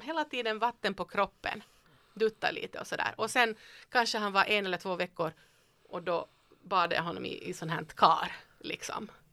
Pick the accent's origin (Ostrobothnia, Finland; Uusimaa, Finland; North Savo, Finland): Ostrobothnia, Finland; Vaasa; moved away; jag är född i Österbotten i Vasa, i skärgård